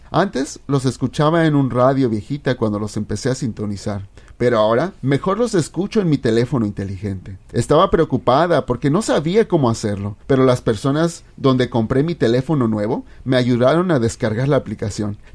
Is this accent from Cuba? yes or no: no; Guatemala; now in United States; Después con el tiempo me vine de Guatemala a los Estados Unidos, ya hace como 30 años.